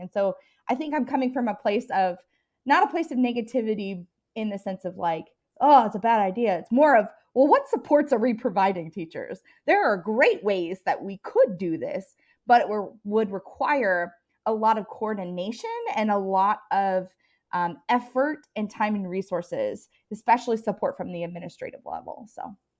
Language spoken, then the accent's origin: English; Seattle, Tacoma area, Washington, United States; moved away as an adult; also born or lived in Colorado; I am, uh, from all over. Uh, I grew up most of my life in Washington State, um, in the Seattle, Tacoma area